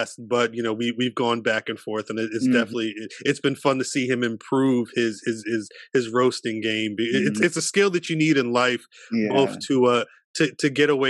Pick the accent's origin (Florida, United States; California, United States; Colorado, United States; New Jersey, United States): New Jersey, United States; where I grew up in Jersey.